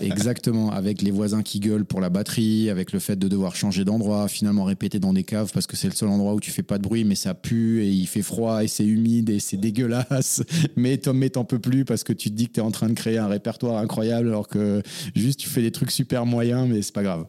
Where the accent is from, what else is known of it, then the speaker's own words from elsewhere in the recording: Forbach, Grand Est, France; moved away as an adult; also born or lived in England / Reims; now in Paris, France; je suis né en Moselle-Est, dans la belle ville de Forbach, euh, dans le 57. J'ai grandi euh, donc là-bas